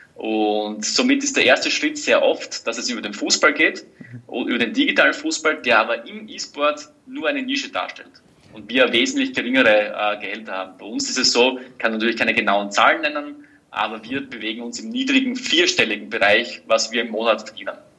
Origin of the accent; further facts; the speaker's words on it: Styria, Austria; als Steirer